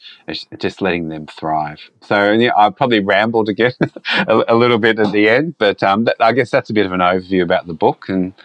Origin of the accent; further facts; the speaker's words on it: Australia; being an Australian, when we don't follow NFL that much